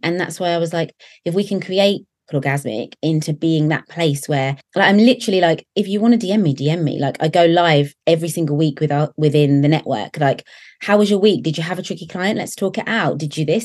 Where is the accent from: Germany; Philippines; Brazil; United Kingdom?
United Kingdom; Basingstoke, South East England; So I've always lived in the same little town. It's a little town called Basingstoke, um, about an hour from London